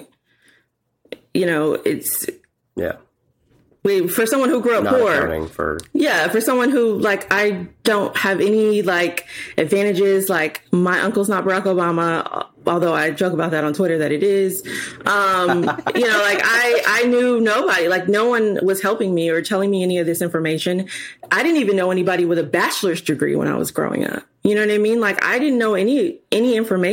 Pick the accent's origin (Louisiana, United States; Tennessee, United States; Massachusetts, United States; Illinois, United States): Illinois, United States; Chicago; moved away as an adult; also born or lived in Springfield, Illinois; I'm from Chicago, so moving to Springfield, Illinois